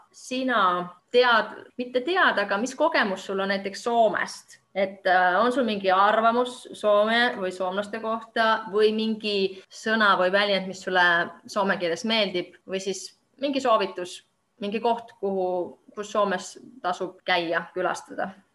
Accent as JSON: {"language": "Estonian", "country": "Estonia", "moved": "yes", "lives_now": "Finland", "said": "mina olen eestlane"}